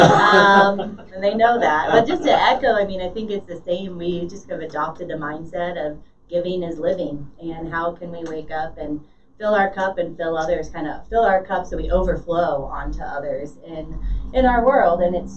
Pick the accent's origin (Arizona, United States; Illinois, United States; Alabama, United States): Arizona, United States; now in Colorado, United States; I grew up in Arizona